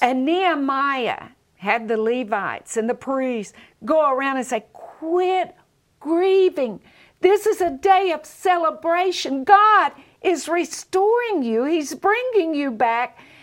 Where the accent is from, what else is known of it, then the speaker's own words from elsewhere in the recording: Southern, United States; accent: Southern; if everyone came out like me with a Southern accent?